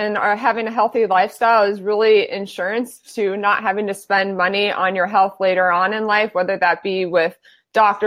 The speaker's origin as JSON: {"language": "English", "town": "Phoenix", "region": "Arizona", "country": "United States", "tie": "born or raised there", "moved": "yes", "lives_now": "San Diego, United States", "said": "I am born and raised in Phoenix, Arizona, and I currently live in San Diego"}